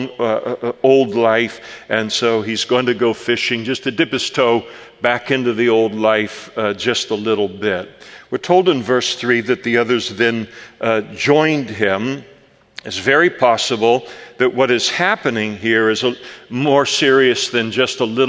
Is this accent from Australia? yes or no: no; Napa, California, United States; also born or lived in Henderson, Nevada; now in Modesto, United States; I was born in Henderson, Nevada, but raised in my childhood and youth and young adult life in Napa, California